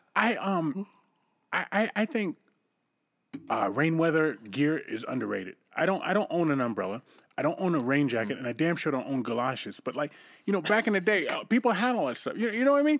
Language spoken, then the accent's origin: English; East Coast, United States; moved away; I'm from the East Coast